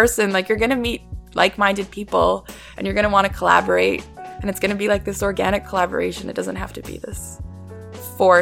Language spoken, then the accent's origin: English; Vancouver, British Columbia, Canada; moved away as an adult; now in Toronto, Canada; growing up in Vancouver, it's very small